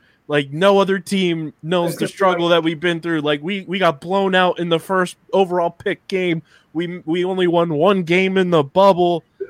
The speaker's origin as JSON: {"language": "English", "region": "New Jersey", "country": "United States", "said": "I'm like from South Jersey"}